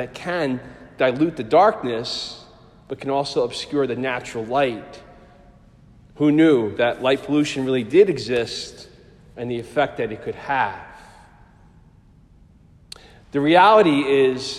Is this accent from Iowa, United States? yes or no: no; New Jersey, United States; moved away as an adult; also born or lived in Pennsylvania; Having been born and raised in Jersey, but now in college in Pennsylvania